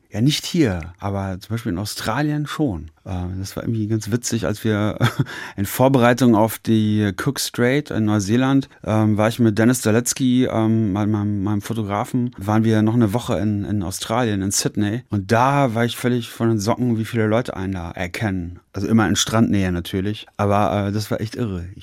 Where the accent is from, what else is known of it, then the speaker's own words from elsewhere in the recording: Paderborn, North Rhine-Westphalia, Germany; In meiner Heimat ist recht. Ich, ich bin in Paderborn äh, noch nicht mal Sportler des Jahres geworden.